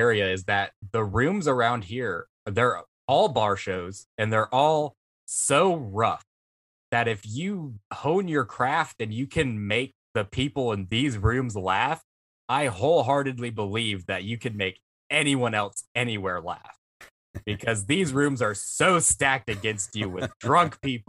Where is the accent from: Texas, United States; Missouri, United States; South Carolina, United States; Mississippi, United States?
Mississippi, United States; South; around here where we're from South Mississippi.